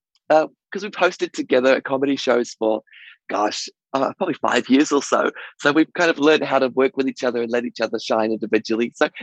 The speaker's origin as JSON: {"language": "English", "town": "Nantwich", "region": "North West England", "country": "United Kingdom", "tie": "born or raised there", "also_born_or_lived": "Yeovil, United Kingdom / Vancouver, Canada", "moved": "yes", "lives_now": "New Zealand", "said": "I was born in Yeovil in Somerset, and I lived in a place called Nantwich in Cheshire for 10 years. So we moved to New Zealand in 1999"}